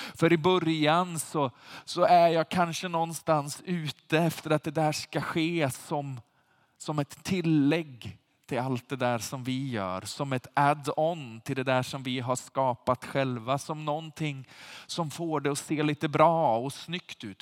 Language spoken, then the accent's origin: Swedish; Sweden; som svenskar